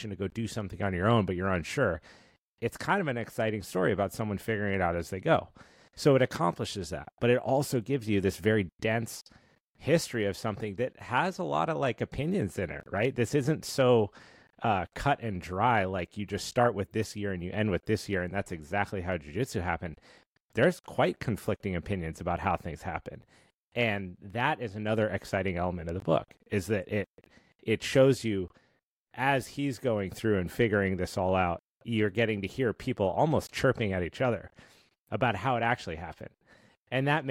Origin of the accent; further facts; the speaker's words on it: Steamboat Springs, Colorado, United States; I'm from Colorado. I grew up in Steamboat Springs.